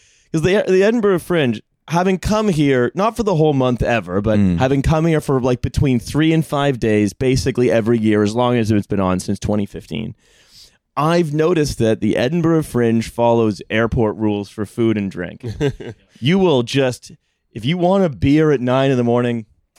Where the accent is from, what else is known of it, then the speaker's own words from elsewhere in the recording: Canada; I come from Canada